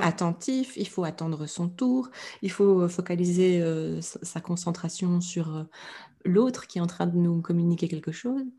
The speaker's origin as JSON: {"language": "French", "country": "Belgium", "said": "je suis belge"}